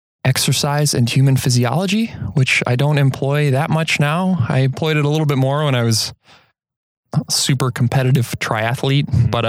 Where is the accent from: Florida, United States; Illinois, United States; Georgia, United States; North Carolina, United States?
Illinois, United States; Elmhurst; also born or lived in Iowa City, Iowa; now in Door County, United States; I grew up outside of Chicago in Elmhurst, Illinois.